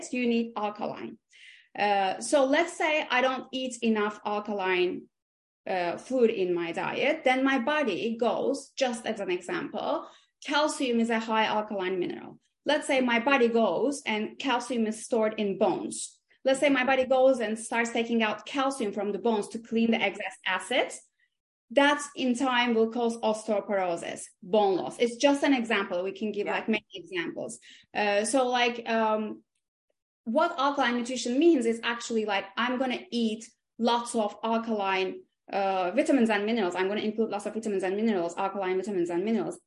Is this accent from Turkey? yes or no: yes; İzmir, Turkey; moved away as an adult; also born or lived in Istanbul, Turkey; now in London, United Kingdom; originally I was born and raised and grew up in Izmir, which is like the west coast of Turkey